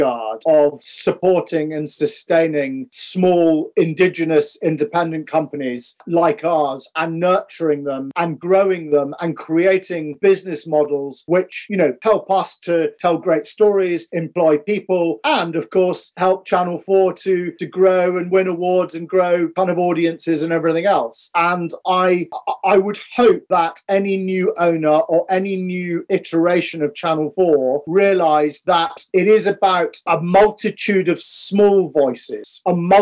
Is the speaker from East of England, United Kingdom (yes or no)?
no; Scotland, United Kingdom; we're from Scotland